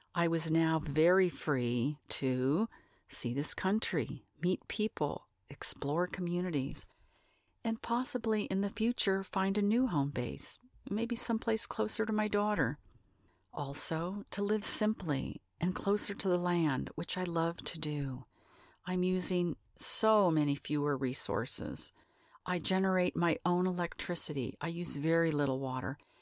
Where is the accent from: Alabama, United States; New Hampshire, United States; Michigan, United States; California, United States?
California, United States; Northern; also born or lived in Los Angeles; I was born in Los Angeles, moved to Northern California at the tender age of eight years old, became a farm kid in a large family